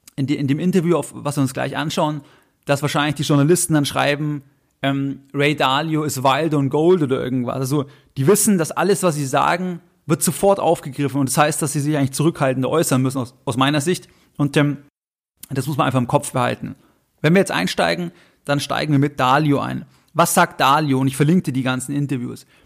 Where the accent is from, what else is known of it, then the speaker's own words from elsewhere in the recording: Germany; Bei uns in Deutschland